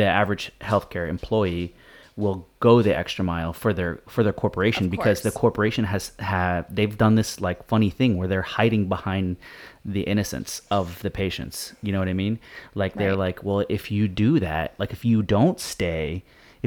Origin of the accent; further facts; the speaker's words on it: Florida, United States; my home state of Florida